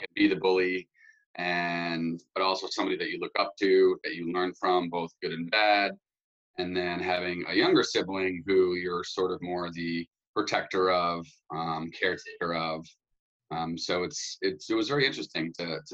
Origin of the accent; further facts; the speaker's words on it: Warwick, Rhode Island, United States; I grew up in Warwick, Rhode Island, so the smallest states in the country